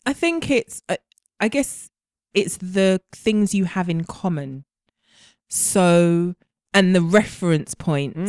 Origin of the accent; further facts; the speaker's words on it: Jamaica; I'm Jamaican